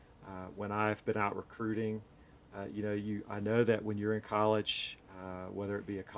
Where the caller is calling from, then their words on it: Hendersonville, North Carolina, United States; So we are coming from Hendersonville, North Carolina, which if you're familiar with North Carolina, it's right below Asheville in the mountains, Smoky Mountains of North Carolina.